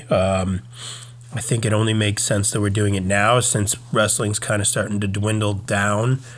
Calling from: Virginia, United States; I'm recording from Virginia.

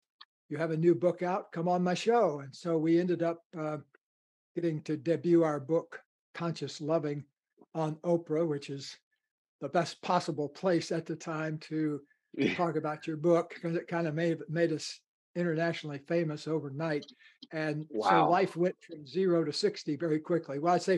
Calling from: Ojai, California, United States; I live in Southern California in a beautiful kind of a desert mountain valley about 11 miles from the ocean called Ojai, O-J-A-I.

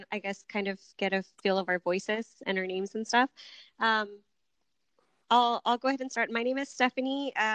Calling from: Bakersfield, California, United States; We're actually in California. We're calling from Bakersfield, which is

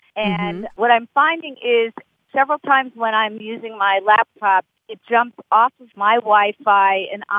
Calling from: Boston, Massachusetts, United States; I'm calling from Boston.

